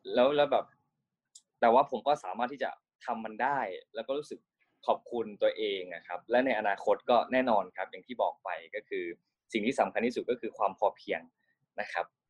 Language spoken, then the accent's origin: Thai; Ubon Ratchathani, Thailand; now in Bangkok, Thailand; ผมเป็นเด็กต่างจังหวัด ผมเป็นคนอุบลนะครับ เป็นคนอีสานก็ที่ที่มาอยู่กรุงเทพก็เพราะว่ามาทำงาน